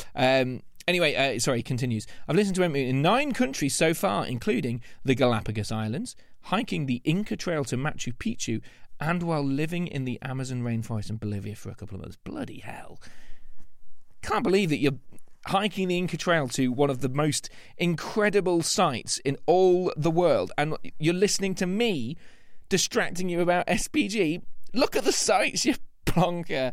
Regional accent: Lincolnshire, East Midlands, United Kingdom; That's where I'm from

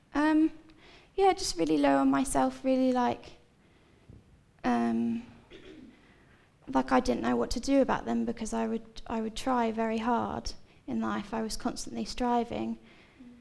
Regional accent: Seaford, South East England, United Kingdom; I'm from Seaford, so I've lived here pretty much my whole life

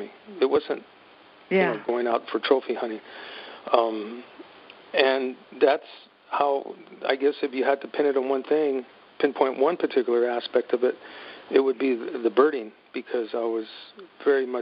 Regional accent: Santa Fe, New Mexico, United States; I grew up in Santa Fe, New Mexico

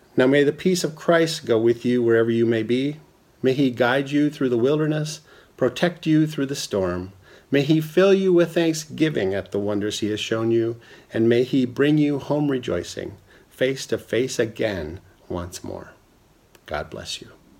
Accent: Minnesota, United States; growing up in Minnesota

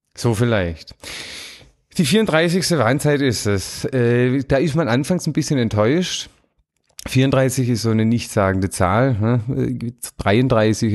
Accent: Swabia, Germany; Das kenne ich nicht als Schwabe

